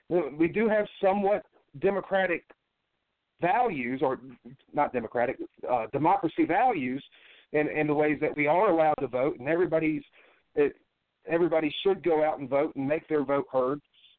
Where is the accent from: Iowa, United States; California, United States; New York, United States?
California, United States; born there; but I was born in the Pendleton Hospital.